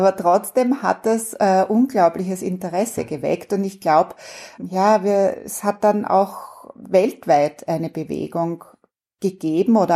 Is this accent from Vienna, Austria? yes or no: yes; Vienna, Austria; ich bin ja Wienerin äh, ursprünglich und ich bin als Kind überhaupt nicht Rad gefahren.